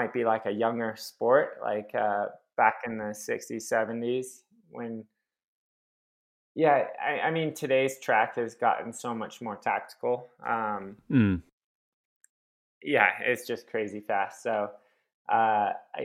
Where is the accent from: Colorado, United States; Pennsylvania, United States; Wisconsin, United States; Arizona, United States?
Arizona, United States; Phoenix; I'm from Phoenix, which is just a hot, dry place